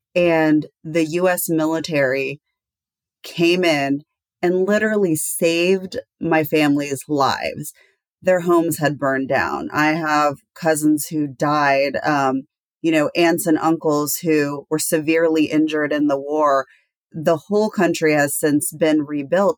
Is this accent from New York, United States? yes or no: no; Texas, United States; I grew up in Texas and I spent all of my summers in Kosovo